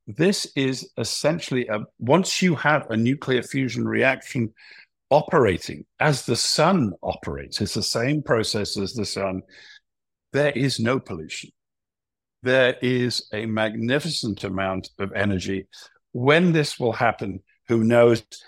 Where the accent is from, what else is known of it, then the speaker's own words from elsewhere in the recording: United Kingdom; I'm a Brit